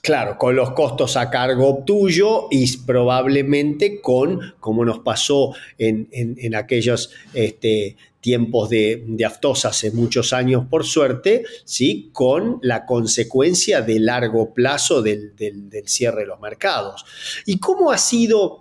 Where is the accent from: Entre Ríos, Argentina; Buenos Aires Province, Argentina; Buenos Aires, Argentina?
Entre Ríos, Argentina; Gualeguaychú; soy de Argentina, nací en un lugar llamado Gualeguaychú, en la provincia de Entre Ríos